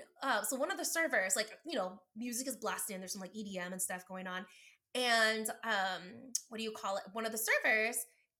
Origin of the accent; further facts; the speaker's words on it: Philippines; It's trying to figure out, like, am I ever going to be Filipino enough?